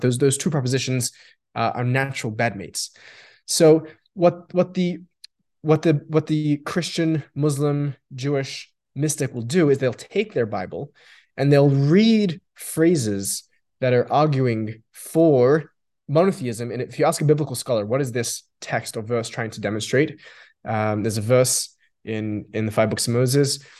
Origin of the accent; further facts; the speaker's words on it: Australia; first language Yiddish; English is a second language; I grew up in Australia.